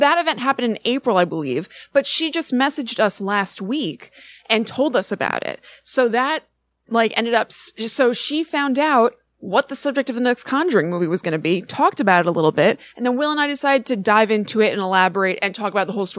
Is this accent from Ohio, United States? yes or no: no; Connecticut, United States; Like you, I'm from Connecticut, and I grew up with them as a hometown phenomenon.